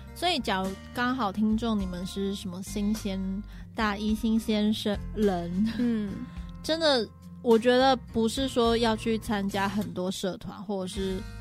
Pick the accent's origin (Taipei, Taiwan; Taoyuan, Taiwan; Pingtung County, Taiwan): Pingtung County, Taiwan; moved away; 我呢是一个，呃，是来自屏东